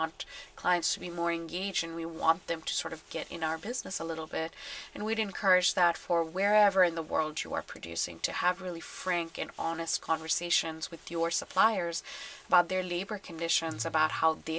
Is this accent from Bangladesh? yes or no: yes; Bangladesh; I'm from Bangladesh